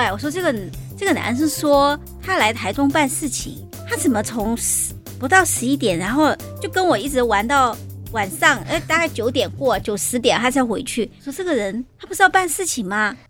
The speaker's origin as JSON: {"language": "Chinese", "region": "Sichuan", "country": "China", "tie": "born or raised there", "lives_now": "Taiwan", "said": "我是从小在都市里长大的小孩。"}